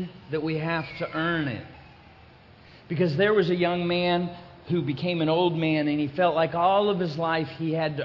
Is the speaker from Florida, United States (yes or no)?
yes; Florida, United States; I'm from Florida